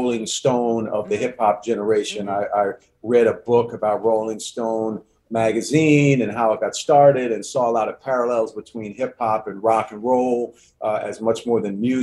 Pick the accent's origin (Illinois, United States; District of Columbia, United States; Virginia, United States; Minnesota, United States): District of Columbia, United States; Washington; growing up in Washington, D.C. I'm born and raised in D.C.